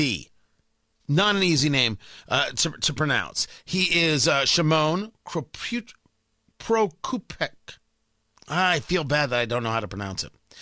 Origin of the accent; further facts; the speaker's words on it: United States; I'm an American